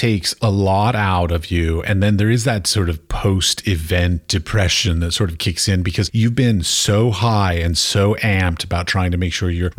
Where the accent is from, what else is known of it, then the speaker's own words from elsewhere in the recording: Washington, District of Columbia, United States; moved away as an adult; also born or lived in Europe; I grew up in Washington, D.C., so my mother was a tour guide at the Smithsonian